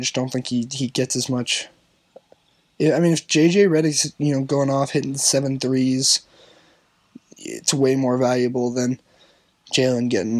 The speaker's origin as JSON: {"language": "English", "region": "Northeast", "country": "United States", "said": "I'm from the Northeast"}